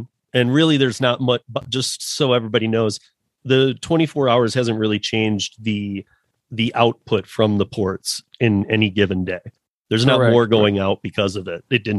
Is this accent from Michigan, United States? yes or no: yes; Michigan, United States; And I'm originally from Michigan, so probably worse than Detroit right now.